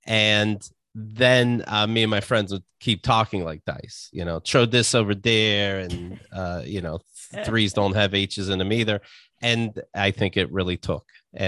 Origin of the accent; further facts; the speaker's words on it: Somerset, Pennsylvania, United States; Somerset, Pennsylvania, close to Pittsburgh, but it was definitely the country.